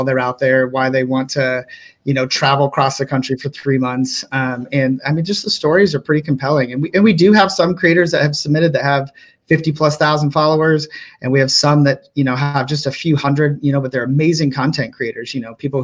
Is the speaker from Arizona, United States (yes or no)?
yes; Flagstaff, Arizona, United States; I grew up in Flagstaff, Arizona